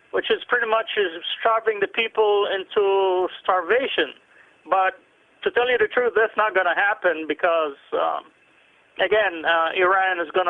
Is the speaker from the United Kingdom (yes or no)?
no; Lebanon; I come from the Middle East, so I track those things down.